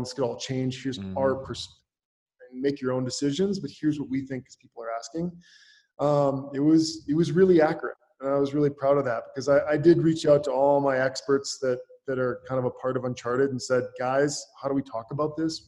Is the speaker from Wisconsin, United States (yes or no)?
yes; Northwest Wisconsin, United States; moved away as an adult; also born or lived in Minneapolis, United States / Los Angeles, United States; I grew up in Northwest Wisconsin on a dairy farm.